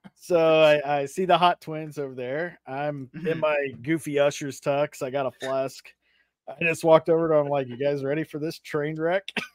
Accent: Las Vegas, Nevada, United States; also born or lived in Arkansas / Oklahoma; not born, but raised. I lived most of my life here in Vegas

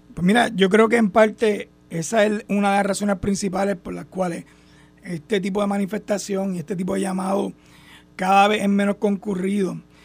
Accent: Puerto Rico; somos hermanos puertorriqueños

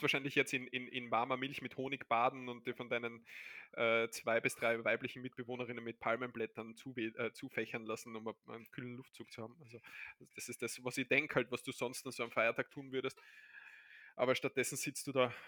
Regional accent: Austria; also born or lived in Barcelona; bei uns der ORF

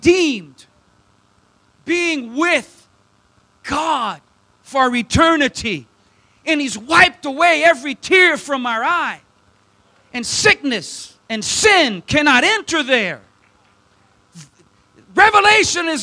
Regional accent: South Louisiana, United States; I'm from South Louisiana, so my English isn't the best either

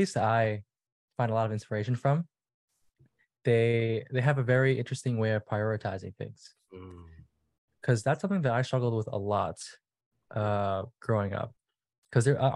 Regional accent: New York City, New York, United States; I was born in New York. Grew up in Brooklyn, so I was staying with my parents for the time.

